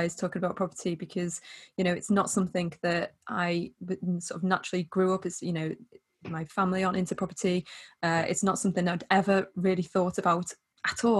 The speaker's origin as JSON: {"language": "English", "area": "the Wirral", "region": "North West England", "country": "United Kingdom", "said": "I am from the Wirral in the northwest of England"}